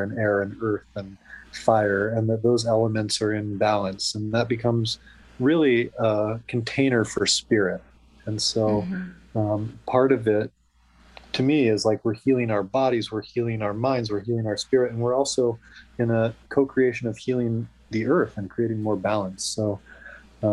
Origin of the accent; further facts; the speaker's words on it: outside of Fairbanks, Alaska, United States; moved away; growing up in Alaska in a very back to the earth community outside of Fairbanks